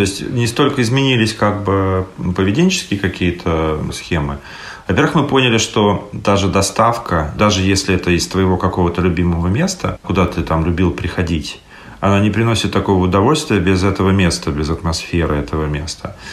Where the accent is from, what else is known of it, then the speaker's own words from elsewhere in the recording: Saint Petersburg, Russia; moved away as an adult; also born or lived in Estonia; now in Tallinn, Estonia; мне 41, я из Питера, также живу в Эстонии приехал для работы, решил остаться